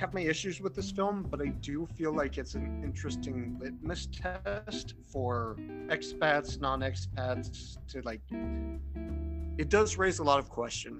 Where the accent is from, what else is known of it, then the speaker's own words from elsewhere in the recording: United States; me being born an American here my entire life